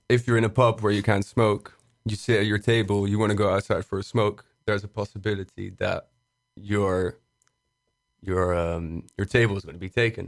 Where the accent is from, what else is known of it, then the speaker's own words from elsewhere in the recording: Brussels, Brussels-Capital Region, Belgium; moved away as an adult; now in Amsterdam, Netherlands; I'm from Brussels. Uh, I've started living here in Amsterdam for, uh, la-, last year